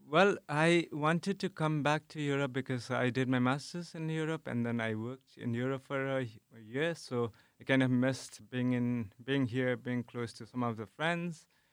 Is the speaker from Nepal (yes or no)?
yes; Nepal; moved away as an adult; now in Netherlands; I am from Nepal, and now I'm doing my P H D here in the Netherlands.